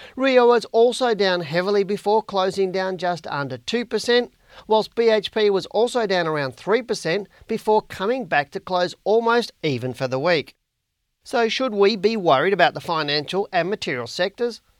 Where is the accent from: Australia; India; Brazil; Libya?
Australia; accent: Australian; my Australian accent